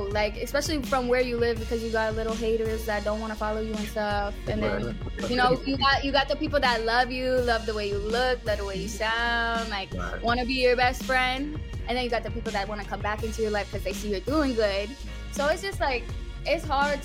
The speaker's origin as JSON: {"language": "English", "region": "Pennsylvania", "country": "United States", "tie": "born or raised there", "said": "growing up in Pennsylvania, it's like a small town."}